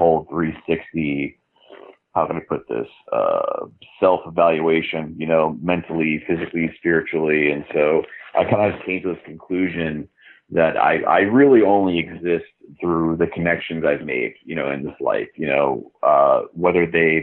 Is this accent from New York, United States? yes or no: yes; New York City, New York, United States; born or raised there